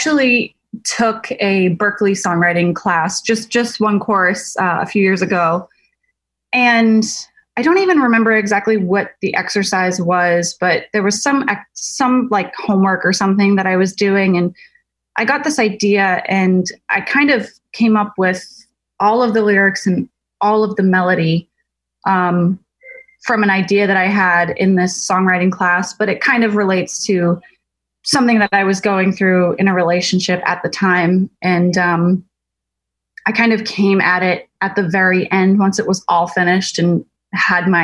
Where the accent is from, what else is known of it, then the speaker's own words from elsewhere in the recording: Massachusetts, United States; also born or lived in Nashville; now in Maine, United States; I grew up in Massachusetts